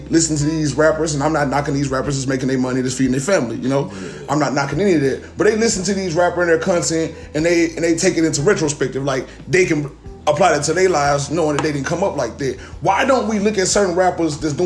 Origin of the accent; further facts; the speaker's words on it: Vivian, Louisiana, United States; moved away; I'm somebody that's from somewhere else. I'm not from here. I'm from Vivian, Louisiana, a small little town. I moved out here to the Cooper Road.